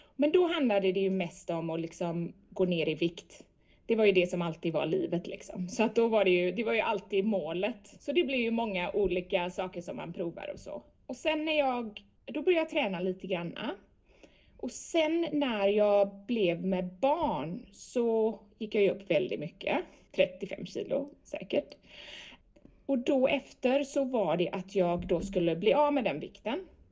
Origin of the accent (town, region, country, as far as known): Sweden; moved away